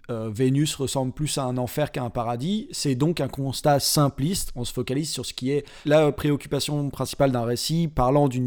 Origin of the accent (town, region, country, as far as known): France